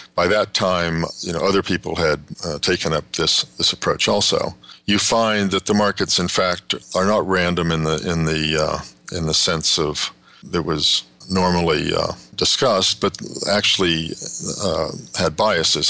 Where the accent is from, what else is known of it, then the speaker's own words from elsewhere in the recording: Kansas, United States; moved away as an adult; also born or lived in West Texas / Southern California / Northern California; I grew up in West Texas and Kansas, went to high school in Kansas